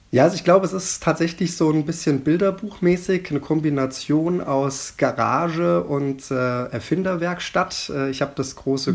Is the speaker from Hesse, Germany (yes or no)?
yes; Rodenbach, Hesse, Germany; Hier in Roten Bergen, was ja auch meine Heimat ist